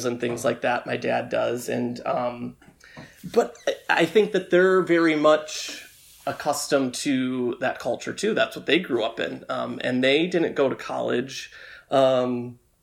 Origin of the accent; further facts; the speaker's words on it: Tecumseh, Michigan, United States; moved away; growing up in Tecumseh